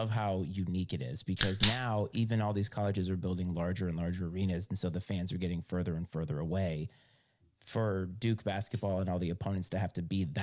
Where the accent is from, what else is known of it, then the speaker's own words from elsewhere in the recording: Ireland; As an Irish person, I won't think of that as cultural appropriation.